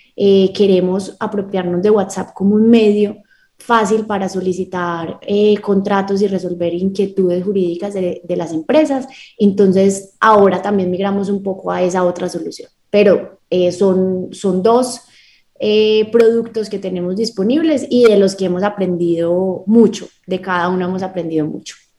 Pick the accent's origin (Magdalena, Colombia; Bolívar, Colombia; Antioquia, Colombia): Antioquia, Colombia; Medellín; nací en Medellín, Colombia, tengo 28 años, toda mi vida he vivido aquí en Medellín